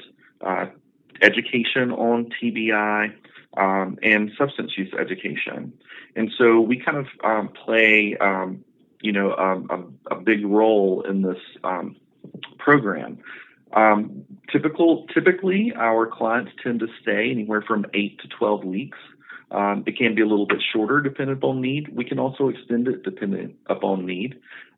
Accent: Northeast Georgia, United States; moved away as an adult; also born or lived in Atlanta, Georgia; I'm originally from Northeast Georgia. I relocated to Atlanta, Georgia

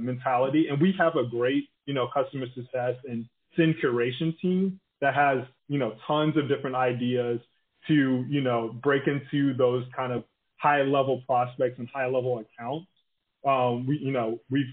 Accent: Tallahassee, Florida, United States; now in San Francisco, United States; I'm originally from Tallahassee, but we go there all the time

